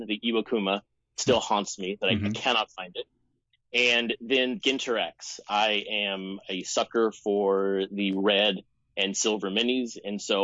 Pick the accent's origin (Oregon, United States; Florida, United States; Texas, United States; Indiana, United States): Texas, United States; now in Seattle, United States; I'm from Texas